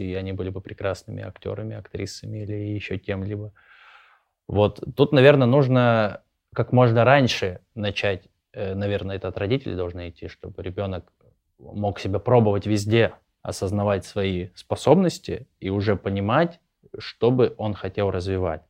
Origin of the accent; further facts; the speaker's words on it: Krasnoyarsk, Krasnoyarsk Krai, Russia; я из Красноярска